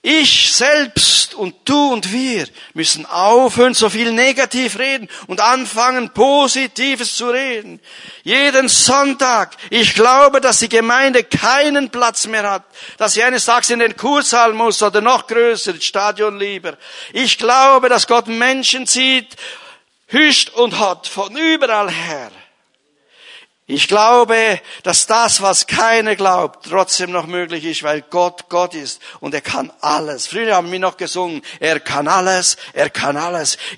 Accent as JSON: {"language": "German", "region": "Bern", "country": "Switzerland", "said": "Ich schaffe es nie, ich bin ein Berner."}